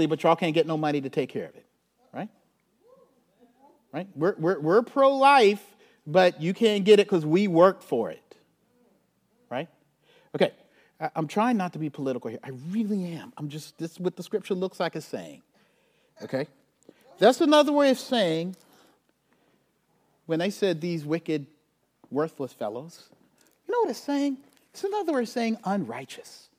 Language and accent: English; Charleston, South Carolina, United States; now in St. Louis, United States; I grew up in Charleston, South Carolina.